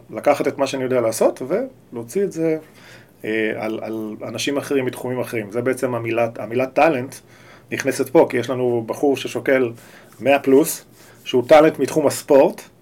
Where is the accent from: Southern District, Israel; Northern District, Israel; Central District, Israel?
Central District, Israel; Or Yehuda; אני בא משם, אני הגעתי מאור יהודה לעולם תוכן שאני לא מכיר